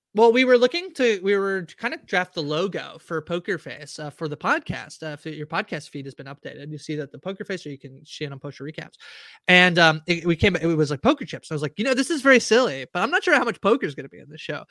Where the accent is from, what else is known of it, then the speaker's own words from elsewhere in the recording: Canada; I'm Canadian